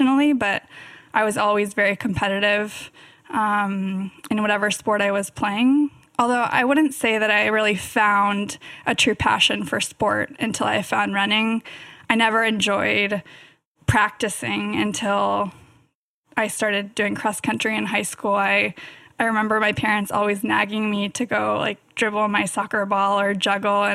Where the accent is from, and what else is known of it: Davis, California, United States; born or raised there